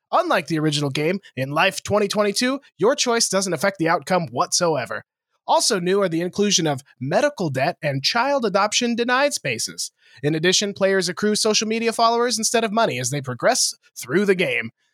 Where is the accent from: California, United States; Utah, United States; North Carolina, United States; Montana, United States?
Montana, United States; you and I grew up in Montana together